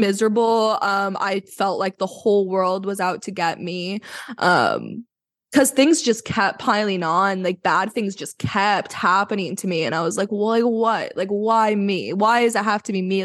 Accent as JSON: {"language": "English", "town": "Vancouver", "region": "British Columbia", "country": "Canada", "said": "I am from Vancouver"}